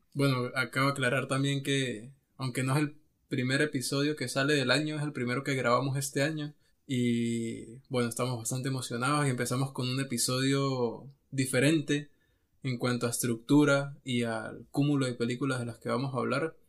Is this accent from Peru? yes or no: no; Venezuela; nosotros que somos de Venezuela